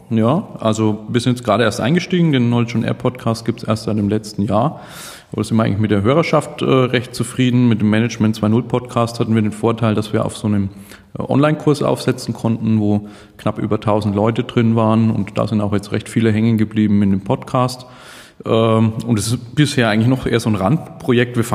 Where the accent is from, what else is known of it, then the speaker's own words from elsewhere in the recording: Nuremberg, Bavaria, Germany; Äh, ich komme aus Nürnberg, einem schönen Frankenland.